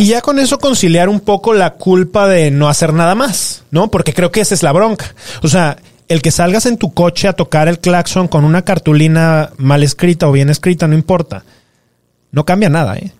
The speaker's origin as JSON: {"language": "Spanish", "region": "Guanajuato", "country": "Mexico", "said": "Tú y yo somos de Guanajuato"}